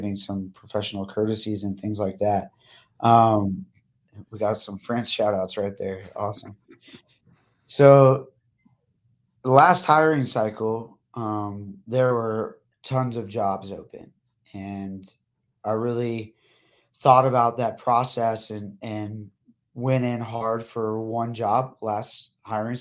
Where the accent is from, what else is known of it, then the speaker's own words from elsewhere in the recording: El Paso, Texas, United States; we're both from El Paso